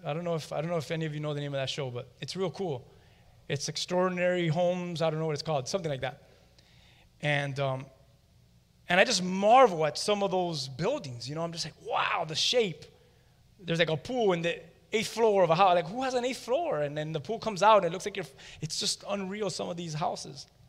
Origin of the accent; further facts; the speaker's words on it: Miami, Florida, United States; We're all from Hialeah or from around this area. And I'll be honest with you, I'm from more of the Westchester area